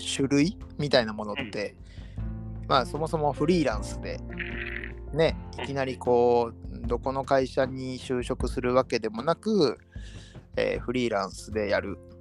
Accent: Kobe, Hyogo, Japan; 僕が生まれ育った町

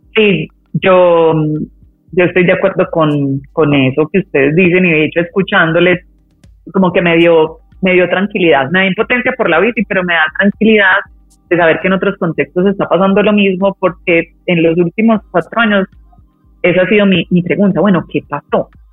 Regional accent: Medellín, Antioquia, Colombia; moved away as an adult; also born or lived in Europe; yo nací en Medellín

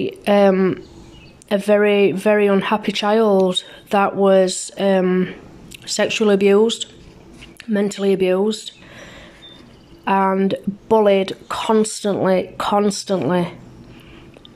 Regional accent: England, United Kingdom; moved away as an adult; also born or lived in Germany; now in Canada; I was born in Germany back in 1976 to a British couple. Due to my dad being in the army, we moved to England when I was 2 years old. I was raised in England

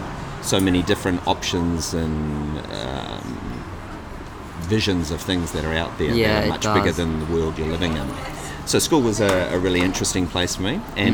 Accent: New Zealand; Obviously, I was born in New Zealand, and my lifetime, initially, I was the fourth child, the last child.

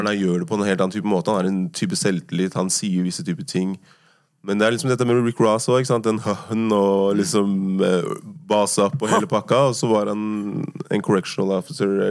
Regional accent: Oslo, Norway; Uh, oppveksten på Tåsen var veldig bra. Det var noe som jeg husker også moren min var veldig opptatt av. Da, at jeg skulle være oppvokst der hvor hun også var oppvokst.

